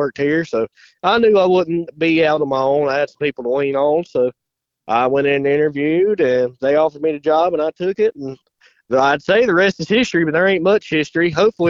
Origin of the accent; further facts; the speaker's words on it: Chesnee, South Carolina, United States; also born or lived in Shelby, North Carolina; I'm 21 years old, about to be 22. I grew up around Chesney, South Carolina, and Shelby, North Carolina. It's kind of the deal where parents split up, so I spent both times there. But grew up in a racing family.